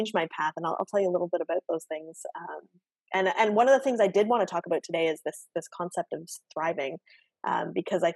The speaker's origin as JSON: {"language": "English", "town": "Oshawa", "region": "Ontario", "country": "Canada", "tie": "born or raised there", "also_born_or_lived": "Guelph", "said": "I was born and raised in Oshawa, in the GTA. So, I'm born and raised Canadian"}